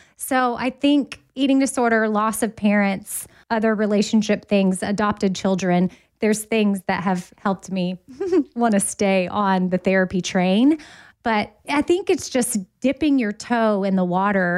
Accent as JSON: {"language": "English", "town": "Austin", "region": "Texas", "country": "United States", "tie": "born or raised there", "moved": "yes", "lives_now": "Nashville, United States", "said": "Austin, which is my hometown, I would move back there because I currently live in Nashville"}